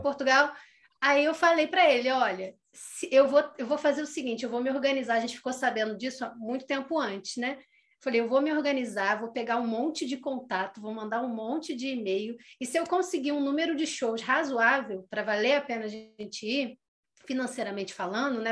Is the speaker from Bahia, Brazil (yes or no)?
no; Nova Friburgo, Rio de Janeiro, Brazil; Eu sou de Nova Friburgo, que é onde eu estou agora